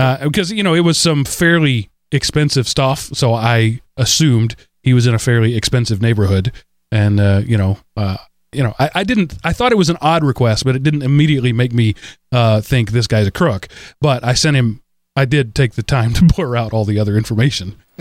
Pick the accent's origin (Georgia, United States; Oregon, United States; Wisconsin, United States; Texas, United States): Texas, United States; moved away; I was from Texas in that time